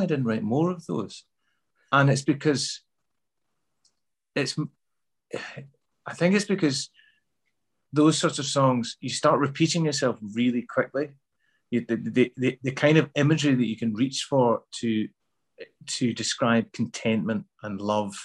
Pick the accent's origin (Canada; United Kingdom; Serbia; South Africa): United Kingdom; Glasgow, Scotland; accent: Glasgow; also born or lived in Midlands, England; when I moved back to Glasgow in the mid-70s, I didn't feel like I fitted in at all, you know. I had to change my accent back from, because I had a Midlands accent when I was a kid. So I had to sort of change that back to a Glasgow accent